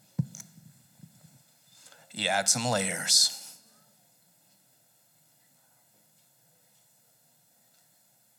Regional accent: Southern California, United States; moved away; I was from Southern California, one of the most temperate climates in the world

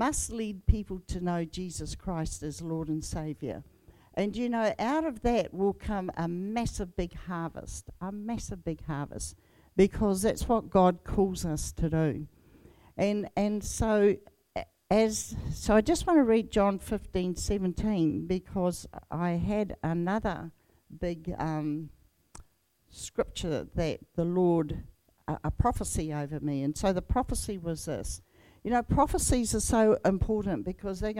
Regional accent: Whanganui, Manawatū-Whanganui, New Zealand; moved away; also born or lived in England / Tauranga; Whanganui, who is my tribal area

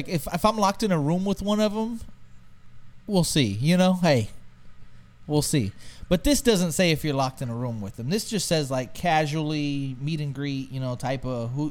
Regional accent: Texas, United States; I'm from Texas.

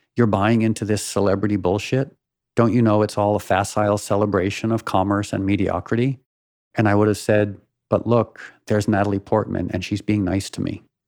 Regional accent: Connecticut, United States; I was a kid from Connecticut who wore secondhand clothes in the front seat of his mom's car

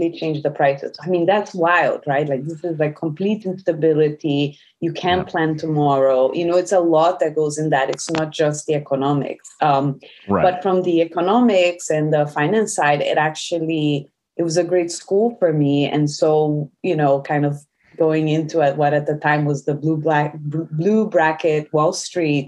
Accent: outside of Rio, Rio de Janeiro, Brazil; also born or lived in Boston, United States / New York City, United States; now in California, United States; Originally Brazil. So I'm a Brazilian, and I grew up outside of Rio

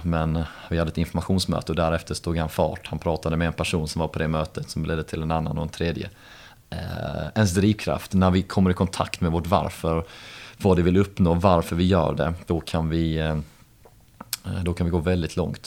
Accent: Helsingborg, Skåne, Sweden; halvbritt och uppvuxen i Helsingborg med rötter då från Liverpool

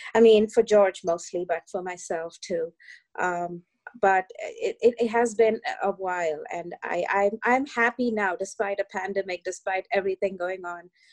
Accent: India; now in New York, United States; I grew up in India in uh, the you know in the early 1980s

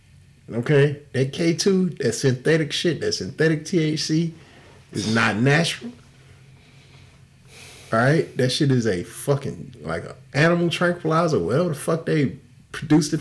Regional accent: Houston, Texas, United States; I'm from Houston. I grew up in the era of screw music

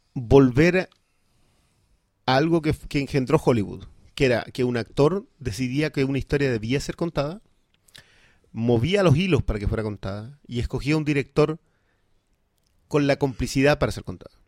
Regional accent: southern Chile, Chile; yo vengo del sur de Chile

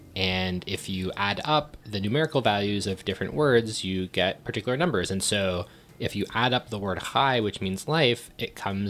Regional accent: Thornhill, Ontario, Canada; I grew up in Thornhill

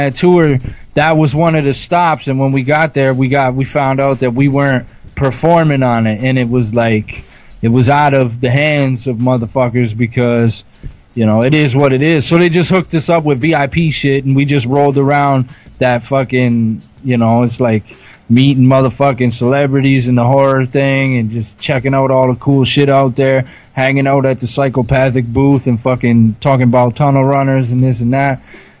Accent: Canada; I'm Canadian

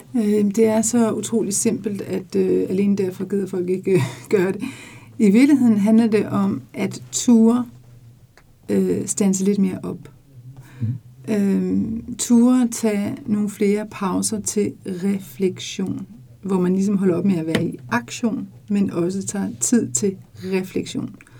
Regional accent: Denmark; moved away as an adult; Jeg boede mit liv i 24 år i udlandet. Jeg har været så stolt af at sige, at jeg var dansker

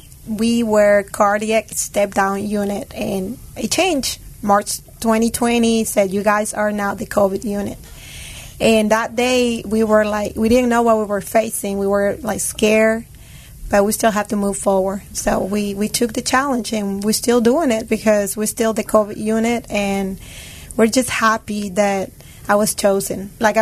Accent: Peru; moved away; Actually, Peru was happy. Peru was still my happy place to go. Life was perfect over there.

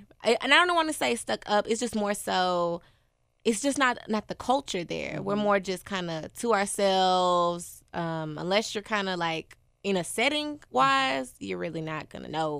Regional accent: Oceanside, California, United States; now in Memphis, United States; I'm from Oceanside.

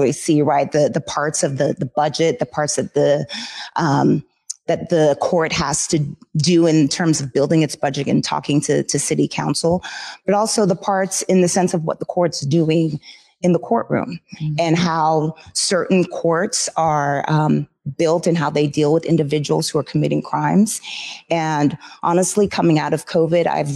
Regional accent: Jamaica; moved away; I come from Jamaica. We're vibrant, loud, you know, lovely people, but different

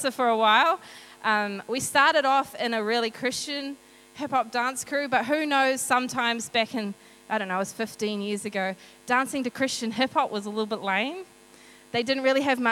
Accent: Hastings, Hawke's Bay, New Zealand; I grew up in Hawke's Bay in Flaxmere.

